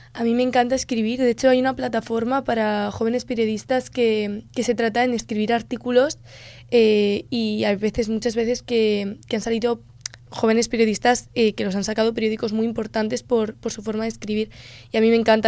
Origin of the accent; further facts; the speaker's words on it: Spain; una palabra que tengamos nosotros los españoles en nuestro vocabulario